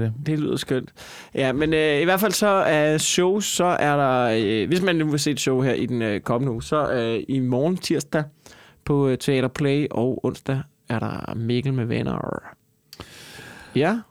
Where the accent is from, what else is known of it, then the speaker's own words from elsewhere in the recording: Copenhagen, Capital Region of Denmark, Denmark; som københavner